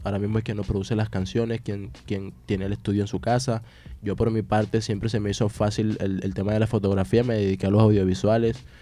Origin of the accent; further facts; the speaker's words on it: Colombia; yo soy el único colombiano